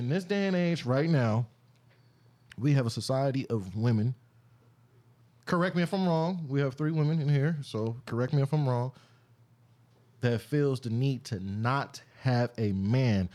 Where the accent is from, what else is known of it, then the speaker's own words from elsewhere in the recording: Compton, California, United States; I'm from Lutis Park